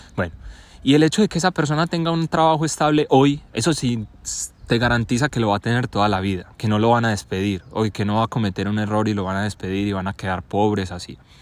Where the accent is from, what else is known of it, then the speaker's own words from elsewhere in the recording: Colombia; yo soy colombiano y mi papá es colombiano